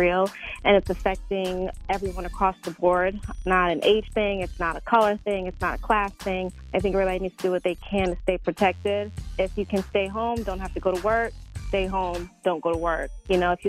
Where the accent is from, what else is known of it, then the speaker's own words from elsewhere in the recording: Jamaica; I'm Jamaican